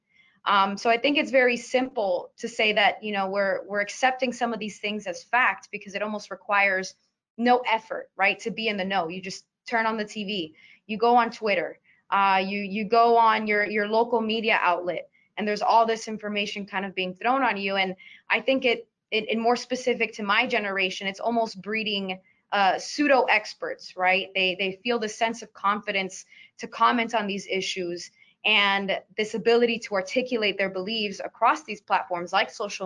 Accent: Miami, Florida, United States; I'm from Miami, and Cuba is a very big part of our culture

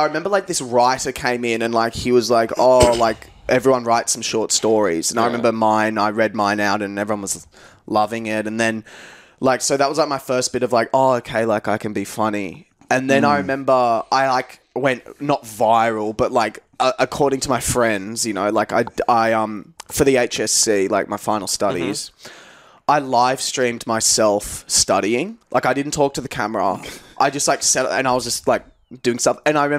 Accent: Australia; also born or lived in England; I'm from here, Australia. Obviously, we were discussing before, born in England, which is mad.

